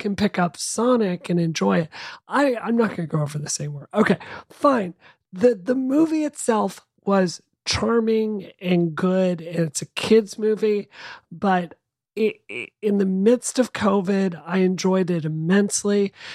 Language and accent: English; Boston, Massachusetts, United States; as a Bostonian